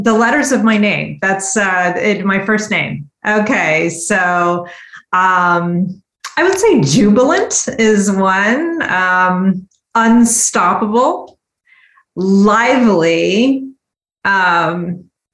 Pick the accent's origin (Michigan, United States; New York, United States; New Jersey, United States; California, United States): California, United States; San Francisco Bay Area; also born or lived in Washington, D.C. / San Diego; I grew up here in the San Francisco Bay Area, though I've had an opportunities to live in Washington, D.C., in San Diego.